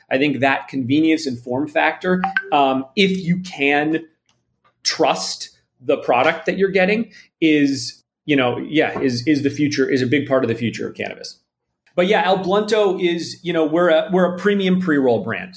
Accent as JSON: {"language": "English", "town": "Toronto", "region": "Ontario", "country": "Canada", "moved": "as an adult", "lives_now": "Los Angeles, United States", "said": "I'm from Canada originally. I'm from Toronto, um, and I moved out to Los Angeles about 14 or 15 years ago."}